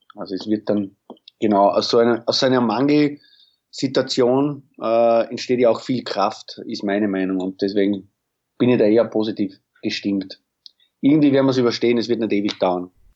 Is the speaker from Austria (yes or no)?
yes; Pinkafeld, Burgenland, Austria; in Pinkerfeld, in meiner Heimatstadt, also wo meine Eltern und meine Schwestern und ich wohne